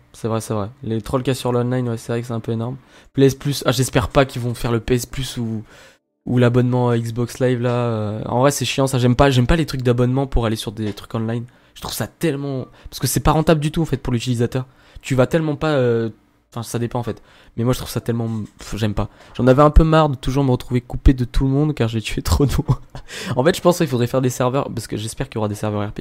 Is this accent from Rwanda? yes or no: no; Lyon, Auvergne-Rhône-Alpes, France; nous trois, on est lyonnais